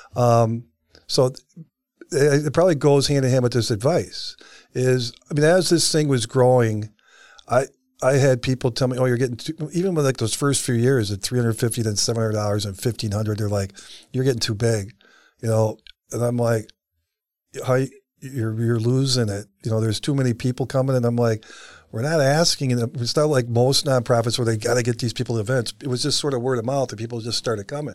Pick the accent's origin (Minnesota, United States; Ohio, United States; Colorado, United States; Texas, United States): Ohio, United States; Cleveland; I grew up in Cleveland, Ohio in the sixties and seventies